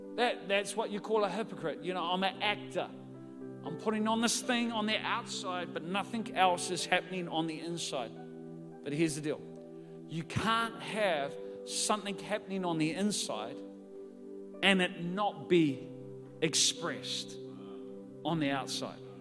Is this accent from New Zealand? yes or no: yes; New Zealand; I'm from New Zealand.